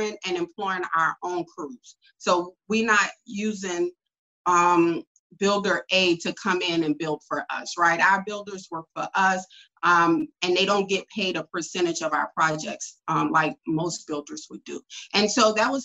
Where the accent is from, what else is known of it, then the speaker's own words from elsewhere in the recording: New Orleans, Louisiana, United States; I'm from New Orleans, Louisiana.